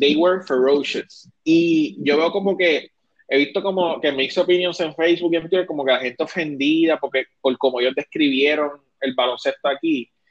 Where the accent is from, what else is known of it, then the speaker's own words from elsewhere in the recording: Isabela, Puerto Rico; yo me crié en Isabela y soy gallito